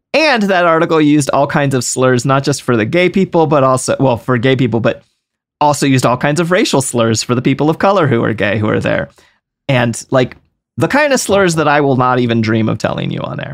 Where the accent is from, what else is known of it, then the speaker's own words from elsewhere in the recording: East Coast, United States; I'm from the East Coast